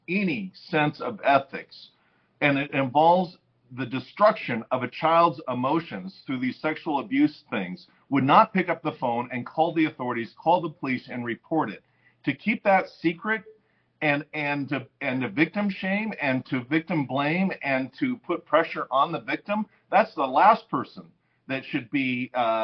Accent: California, United States; I'm from California and it is a wacky state

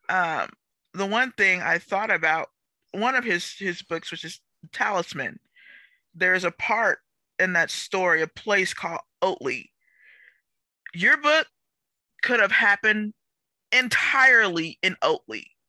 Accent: Texas, United States; I'm from Texas

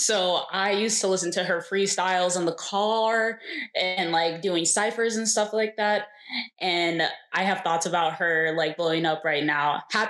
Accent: Dallas area, Texas, United States; I'm originally from the Dallas area, suburb, not city.

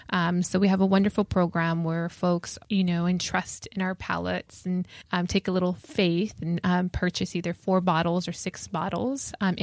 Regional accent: Los Angeles, California, United States; So we're both Angelenos, born and raised in Los Angeles.

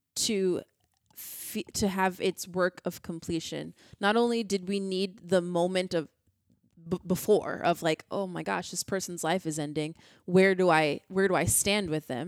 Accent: United States; I'm an American.

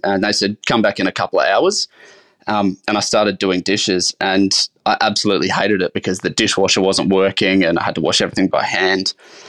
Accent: South Australia, Australia; So I grew up in the Adelaide Hills in a little town called Nan.

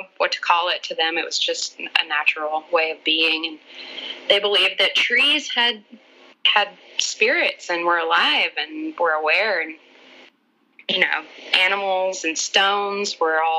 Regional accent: Mississippi, United States; moved away as an adult; also born or lived in Long Island / Rhode Island; now in Brooklyn, United States; I grew up in Mississippi

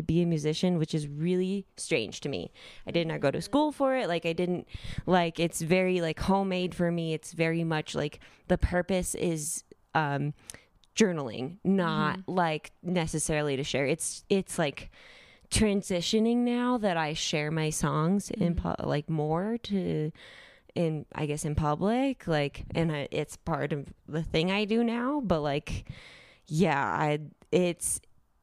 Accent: California, United States; moved away as an adult; now in Denver, United States; I moved to Denver. I'm from California. I moved to Denver for my master's

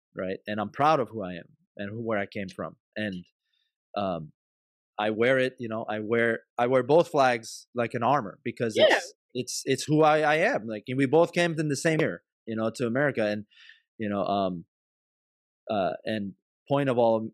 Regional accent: Maryland, United States; born or raised there; also born or lived in Iran

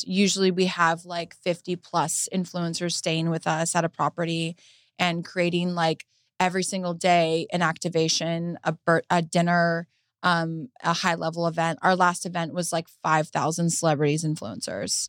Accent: Huntington Beach, California, United States; I was raised in Huntington Beach, Surf City

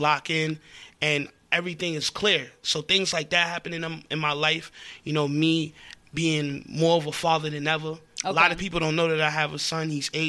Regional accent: Elmont, New York, United States; I come from Elmont, Long Island, small town.

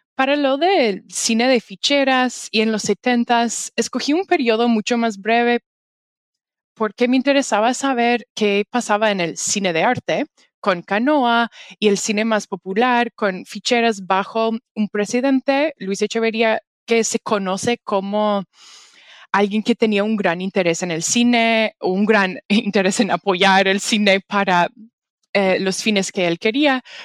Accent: Canada; Spanish is a second language; yo soy canadiense, no soy mexicana

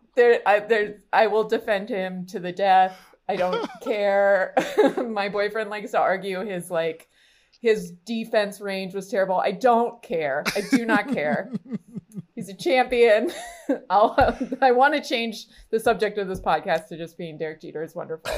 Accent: Rancho Cucamonga, California, United States; moved away; also born or lived in New York; I grew up in Rancho Cucamonga, California

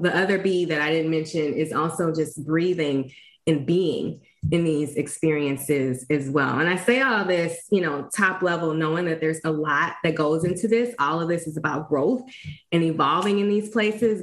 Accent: East St. Louis, Illinois, United States; my own personal journey growing up in East St. Louis.

